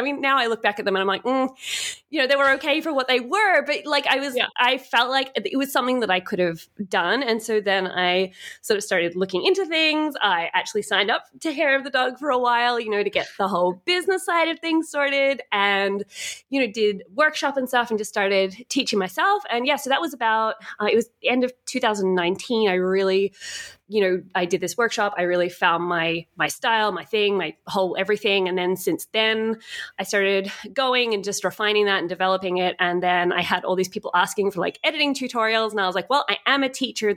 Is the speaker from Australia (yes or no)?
yes; Australia; moved away as an adult; also born or lived in Europe; So I'm from Australia originally, and 5 years ago I traveled over to Europe